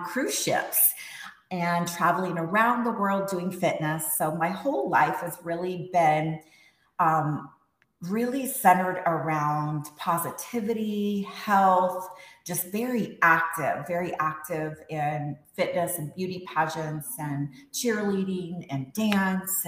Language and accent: English; Texas, United States; also born or lived in Las Palmas, Gran Canaria, Spain; was born in Spain and I grew up in Texas.